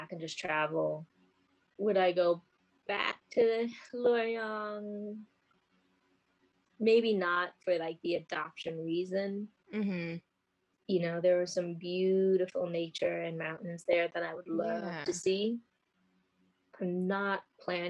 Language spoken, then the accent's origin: English; New York City, New York, United States; growing up in America or New York, there is very little exposure to Chinese culture